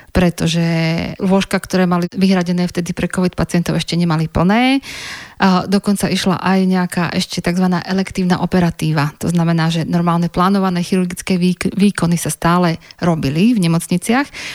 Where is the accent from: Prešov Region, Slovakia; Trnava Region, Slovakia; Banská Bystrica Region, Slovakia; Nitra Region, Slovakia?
Banská Bystrica Region, Slovakia; Banská Bystrica; moved away as an adult; also born or lived in Liverpool, England; v mojom rodnom meste